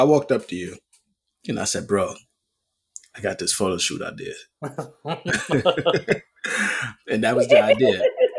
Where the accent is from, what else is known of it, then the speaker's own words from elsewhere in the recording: New York City, New York, United States; And I'm born and raised in the Bronx.